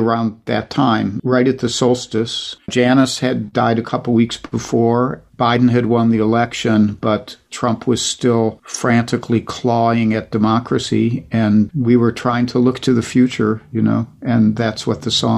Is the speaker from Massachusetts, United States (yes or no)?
no; Ohio, United States; Alex Bevan, who's a great singer-songwriter who I grew up with in Ohio